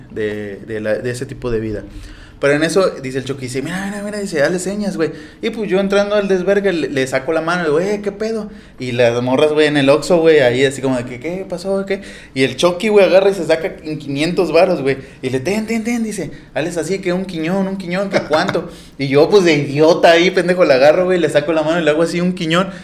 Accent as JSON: {"language": "Spanish", "region": "Veracruz", "country": "Mexico", "said": "somos acá de Veracruz"}